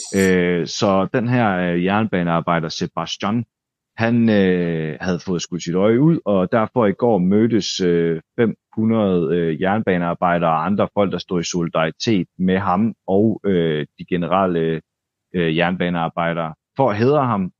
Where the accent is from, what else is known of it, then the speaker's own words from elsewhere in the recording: Denmark; nu kommer jeg her som dansker